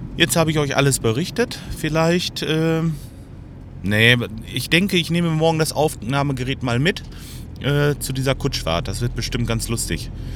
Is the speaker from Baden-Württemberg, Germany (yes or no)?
no; Lemgo, North Rhine-Westphalia, Germany; hier bei uns in Lemgo